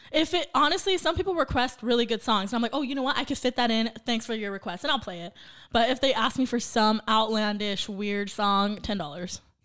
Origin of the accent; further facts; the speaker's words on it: Santa Paula, California, United States; now in Oxnard, United States; born and raised Santa Paula. So, not too far from Ventura Oxnard.